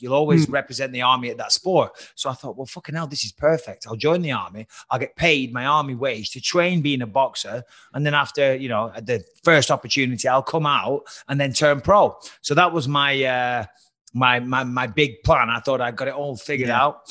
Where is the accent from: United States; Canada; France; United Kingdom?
United Kingdom; Clitheroe, North West England; I come from Clitheroe, tiny little town in Lancashire.